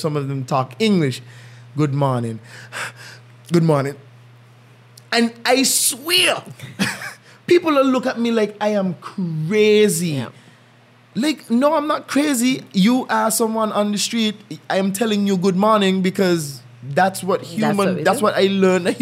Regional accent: St. Kitts & Nevis; moved away; I'm from St. Kitts.

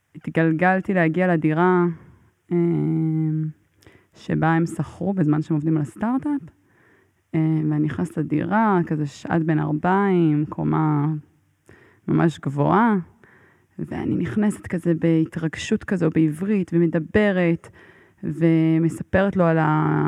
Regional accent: Israel; מאיפה את? אז אני אומרת לו, מישראל

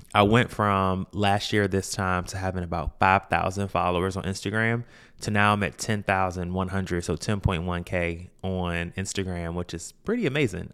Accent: Washington, District of Columbia, United States; I'm from Washington, D C

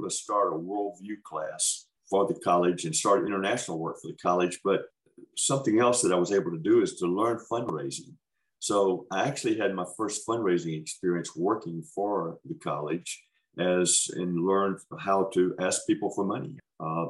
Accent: Holmes County, Mississippi, United States; moved away as an adult; also born or lived in West Africa; I was born in Holmes County, Mississippi. So I'm a farm. So I'm a Mississippi farm boy.

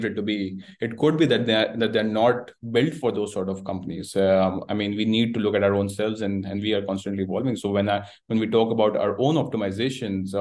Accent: Karachi, Sindh, Pakistan; moved away as an adult; also born or lived in Canada; I've been born and raised in Karachi, Pakistan

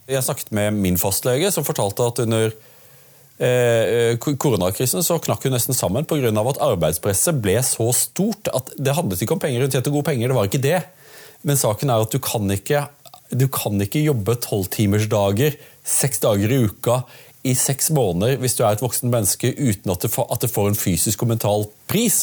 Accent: Audnedal, Agder, Norway; Jeg kommer fra, fra Audnedal

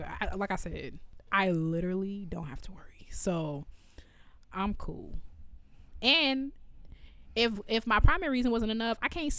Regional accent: Evanston, Illinois, United States; I'm from Evanston, which sits on the border of Chicago.

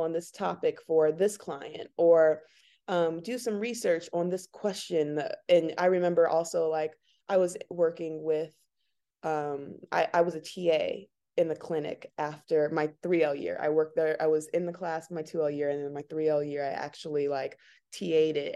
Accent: Chicago, Illinois, United States; I was born and raised here in Chicago, South Side

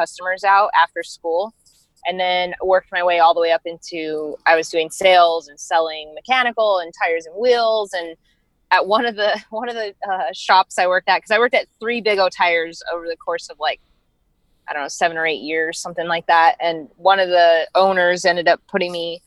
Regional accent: Arizona, United States; also born or lived in Denver, Colorado; I was born in Denver, but we moved to Arizona when I was, I think, 9 or 10.

